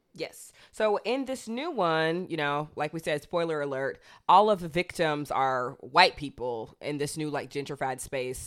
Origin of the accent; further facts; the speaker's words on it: Athens, Georgia, United States; I grew up in Athens, Georgia